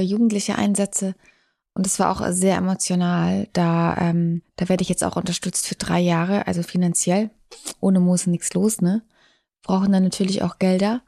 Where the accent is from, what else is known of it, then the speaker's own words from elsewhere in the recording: Munich, Bavaria, Germany; München ist meine Heimat. Ich habe da meine Eltern